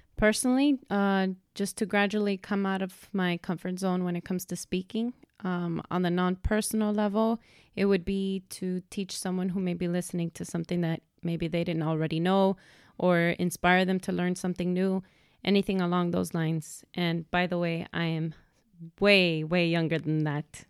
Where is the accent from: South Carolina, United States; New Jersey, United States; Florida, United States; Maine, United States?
Florida, United States; Miami; I was born here in Miami, born and raised